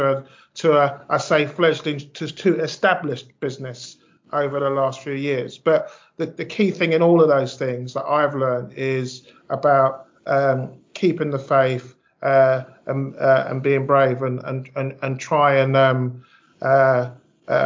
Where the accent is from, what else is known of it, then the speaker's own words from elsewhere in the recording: London, United Kingdom; also born or lived in Ghana; I'm from South London. You know, I went to a local comp.